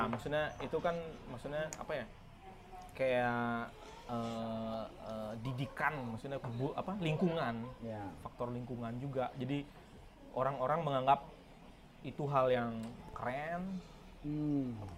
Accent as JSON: {"language": "Indonesian", "region": "Bali", "country": "Indonesia", "said": "kita orang Bali"}